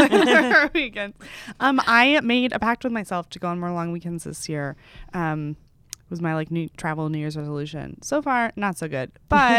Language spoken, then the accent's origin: English; Texas, United States; I grew up in Texas, so my knowledge of the Northeast is very slim.